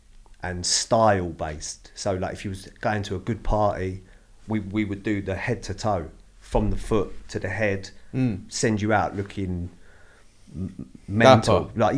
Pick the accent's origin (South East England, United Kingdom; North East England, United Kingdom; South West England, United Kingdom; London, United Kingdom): London, United Kingdom; No, I'm actually from Lewisham.